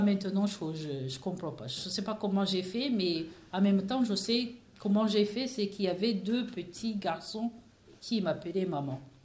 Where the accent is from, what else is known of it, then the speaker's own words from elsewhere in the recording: Rwanda; moved away; j'ai un pays, je viens de, du Rwanda